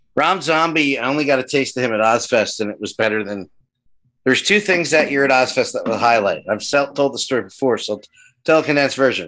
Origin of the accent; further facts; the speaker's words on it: New Jersey, United States; I'm from Jersey